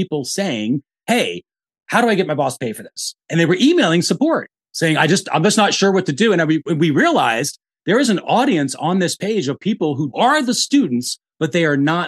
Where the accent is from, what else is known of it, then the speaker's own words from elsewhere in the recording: the North, United States; now in Austin, United States; I'm from the North, I speak fast.